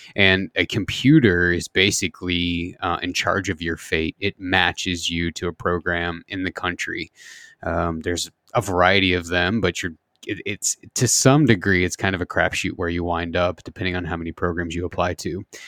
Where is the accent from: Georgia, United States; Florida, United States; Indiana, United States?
Indiana, United States; Southern; I grew up in the Midwest, uh, in, in Indiana, Southern Indiana